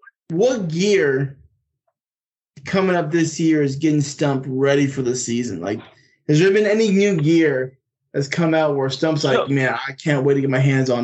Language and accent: English; California, United States; They're a California company from my hometown.